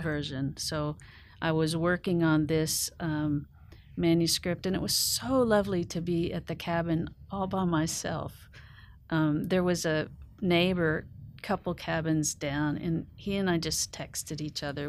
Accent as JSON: {"language": "English", "region": "Oklahoma", "country": "United States", "tie": "born or raised there", "moved": "yes", "lives_now": "Nashville, United States", "said": "growing up on the Oklahoma Plains, it's, uh, it's in my bones"}